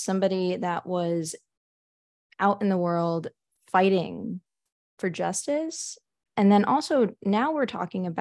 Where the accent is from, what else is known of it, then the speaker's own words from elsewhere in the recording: Edison, New Jersey, United States; I'm originally from Edison, New Jersey